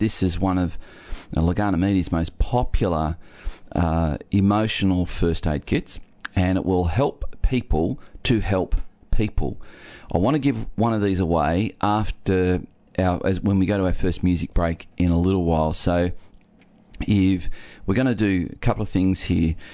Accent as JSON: {"language": "English", "town": "Geelong", "region": "Victoria", "country": "Australia", "tie": "born or raised there", "said": "I was born in Geelong"}